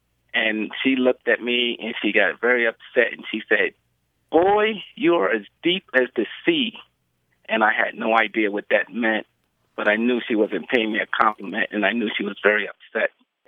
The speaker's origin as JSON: {"language": "English", "town": "New York City", "region": "New York", "country": "United States", "tie": "born or raised there", "also_born_or_lived": "Charleston, South Carolina", "moved": "yes", "lives_now": "San Diego, United States", "said": "I'm originally from New York City. I was born and raised there, but I also used to live with my grandmother and grandfather in Charleston, South Carolina when I was very young, about 11, 12."}